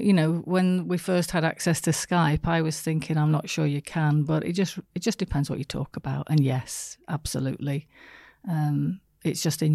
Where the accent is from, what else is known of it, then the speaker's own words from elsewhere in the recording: the north of England, United Kingdom; From the north of England.